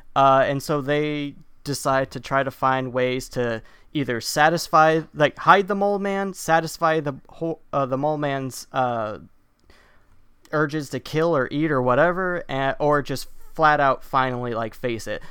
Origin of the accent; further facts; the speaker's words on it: Wisconsin, United States; I'm from Wisconsin.